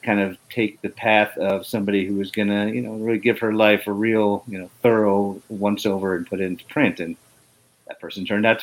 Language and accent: English; Northeast, United States; now in Atlanta, United States; I grew up in the Northeast